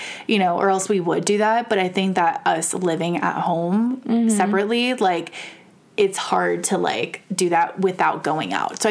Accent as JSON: {"language": "English", "town": "Las Vegas", "region": "Nevada", "country": "United States", "tie": "born or raised there", "said": "Growing up in Vegas"}